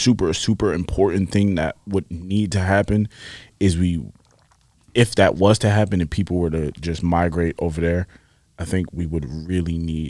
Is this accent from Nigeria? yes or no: yes; Nigeria; I'm Nigerian, that would explain why my eyes always red.